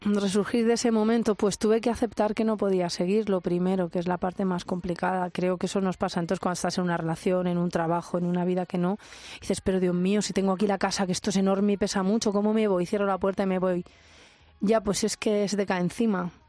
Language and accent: Spanish; Albacete, Castilla-La Mancha, Spain; moved away as an adult; cuando me fui de Albacete